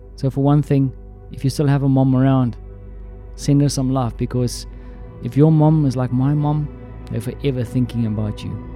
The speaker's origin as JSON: {"language": "English", "country": "South Africa", "moved": "yes", "said": "my home country, South Africa"}